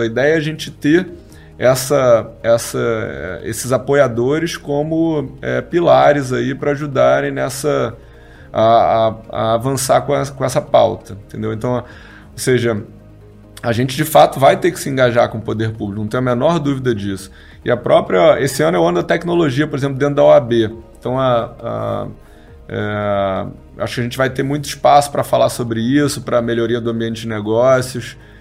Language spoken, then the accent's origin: Portuguese; Rio de Janeiro, Brazil; also born or lived in São Paulo / London; eu sou carioca, então hoje já morei em São Paulo, já morei em Londres, mas hoje estou morando no Rio